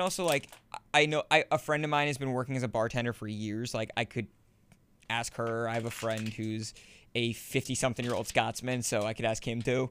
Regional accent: northern New Jersey, United States; I'm from northern New Jersey

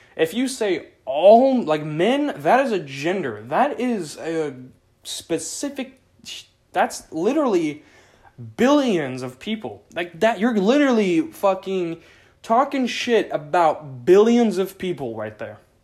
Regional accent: Southern Oregon, United States; I grew up in Southern Oregon

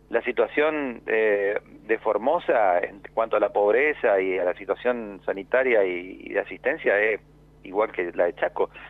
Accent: Veneto, Italy; en mi caso puntualmente soy del Véneto, eh, sabemos que la Lombardía está pegado

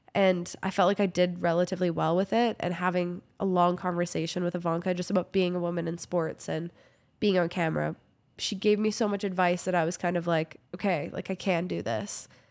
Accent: Kamloops, British Columbia, Canada; moved away as an adult; also born or lived in Vancouver / Prince George; now in Calgary, Canada; I grew up in Kamloops, B C

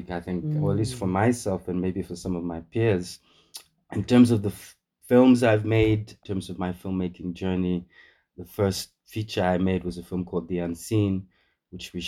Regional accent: Namibia; also born or lived in United Kingdom / United States; growing up in Namibia, all the way at the bottom of Southern Africa.

